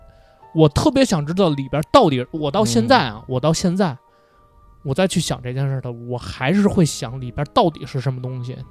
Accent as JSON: {"language": "Chinese", "region": "Beijing", "country": "China", "tie": "born or raised there", "said": "呃三里屯儿，因为三里屯儿最早我不知道你们知不知道，最早三里屯儿那边是片墓地。"}